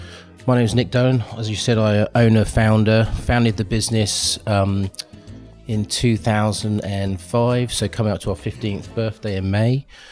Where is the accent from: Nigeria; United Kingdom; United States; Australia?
United Kingdom; Twickenham, London; also born or lived in Canada; I grew up in the Twickenham area.